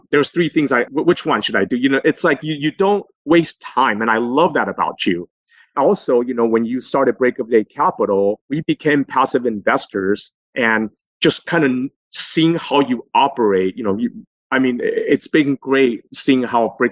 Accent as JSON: {"language": "English", "town": "Los Angeles", "region": "California", "country": "United States", "tie": "born or raised there", "also_born_or_lived": "New York City", "said": "I came back home to my hometown and worked for a fairly large investment management company, a fund manager in Los Angeles for another 7 years"}